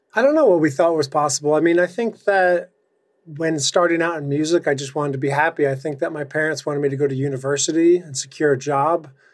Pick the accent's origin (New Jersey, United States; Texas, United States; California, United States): New Jersey, United States; coming from New Jersey